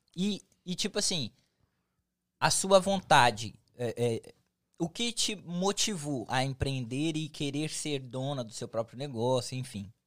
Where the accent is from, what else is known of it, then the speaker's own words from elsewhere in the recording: São Paulo, Brazil; now in United States; eu sou de São Paulo